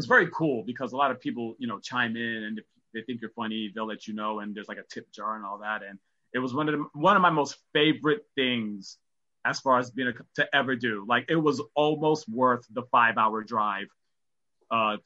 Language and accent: English; New York, United States; I'm a New Yorker.